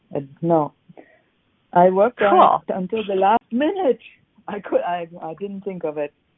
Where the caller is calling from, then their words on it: Salt Spring Island, British Columbia, Canada; I'm calling from British Columbia.